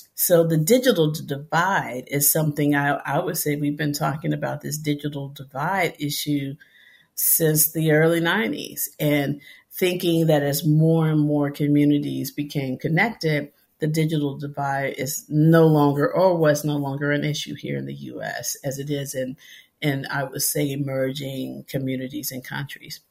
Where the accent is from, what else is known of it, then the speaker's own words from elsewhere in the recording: Memphis, Tennessee, United States; growing up in Memphis, Tennessee, in the city